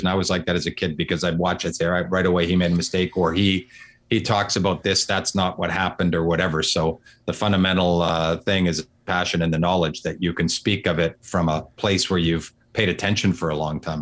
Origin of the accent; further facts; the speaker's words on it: Vancouver, British Columbia, Canada; moved away as an adult; also born or lived in Kelowna; now in Toronto, Canada; I'm from Vancouver. I'm in Toronto now